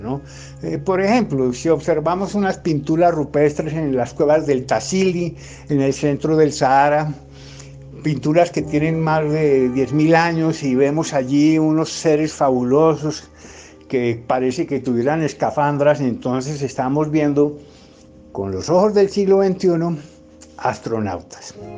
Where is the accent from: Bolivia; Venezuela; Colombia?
Colombia; Bogotá; yo soy eh, economista bogotano